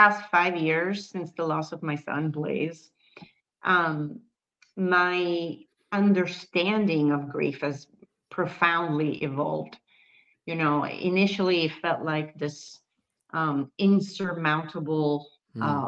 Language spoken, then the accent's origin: English; Milan, Lombardy, Italy; moved away as an adult; also born or lived in United States / Valencia; And I was born in Milan. I was born in Italy. Then I moved to the States when I was 20 years old